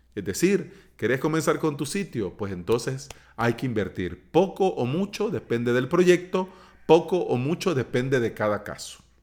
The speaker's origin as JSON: {"language": "Spanish", "country": "El Salvador", "said": "aquí en mi país, en El Salvador"}